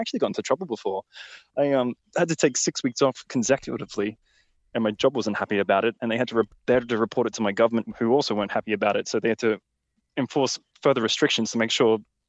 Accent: Brisbane, Queensland, Australia; From Brisbane, Australia.

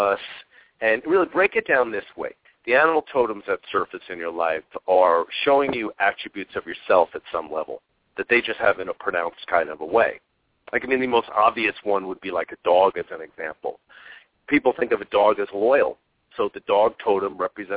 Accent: Long Island, New York, United States; now in Phoenix, United States; I grew up in Long Island and New York

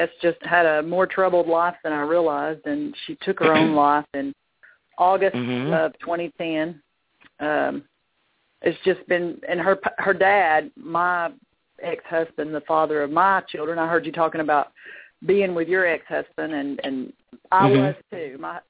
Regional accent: Tennessee, United States

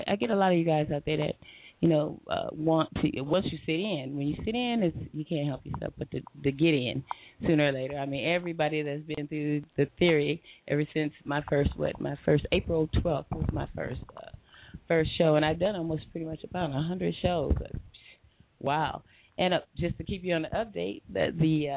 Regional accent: Compton, California, United States; moved away as an adult; also born or lived in Redondo Beach, California; now in Long Beach, United States; Went to Virginia Shelley Compton, grew up there as a young girl

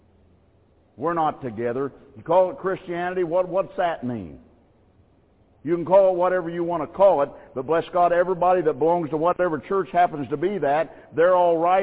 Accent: United States; I am an American. I live here in this land

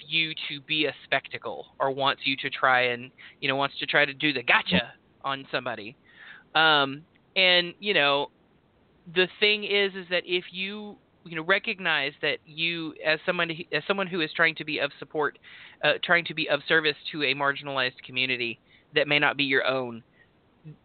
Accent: Texas, United States; accent: drawl, twang; moved away; I am a white guy from Texas, but also, like, there's a reason that I'm from Texas and not currently in Texas

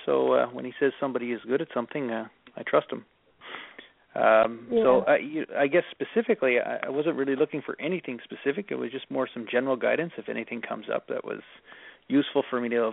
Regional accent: Stephenville, Newfoundland and Labrador, Canada; now in Vancouver, Canada; I was born in Stephenville, Newfoundland

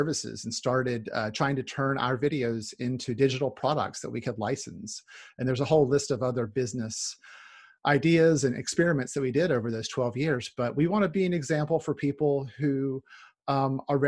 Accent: North Carolina, United States; also born or lived in Seattle; now in Orcas Island, United States; I'm from North Carolina originally, but Northwest is home for sure

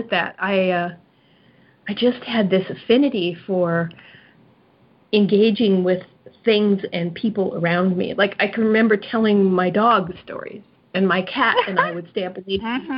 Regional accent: Southern California, United States; moved away as an adult; also born or lived in Japan / Hawaii; now in North Carolina, United States; I was born and raised in Southern California

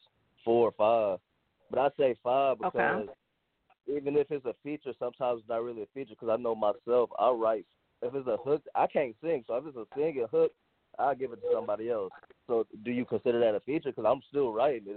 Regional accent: Detroit, Michigan, United States; I'm from Detroit

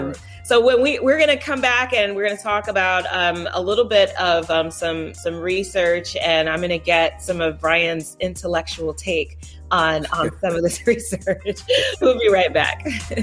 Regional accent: California, United States; So, I grew up in Southern California. That's a big deal.

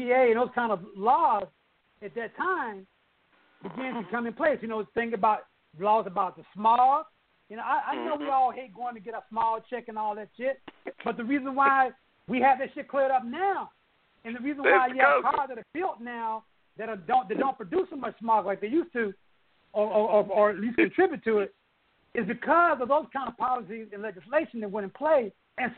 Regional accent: Oklahoma City, Oklahoma, United States; moved away as an adult; also born or lived in Los Angeles; I come from you know, Oklahoma City. You know, I come from the Midwest

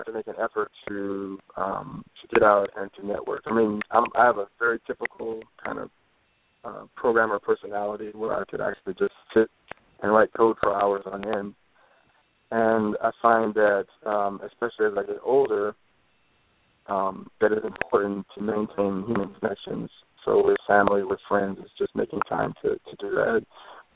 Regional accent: Detroit, Michigan, United States; moved away; growing up in Detroit

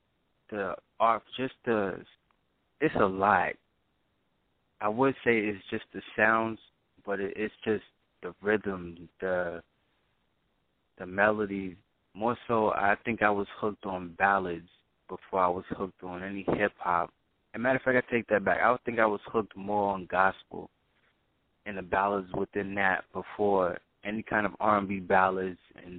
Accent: Brooklyn, New York, United States; now in North Carolina, United States; Well, I'm originally from Brooklyn, New York. It's a real long story prior to me moving here to North Carolina, but I'm originally from Brooklyn, New York.

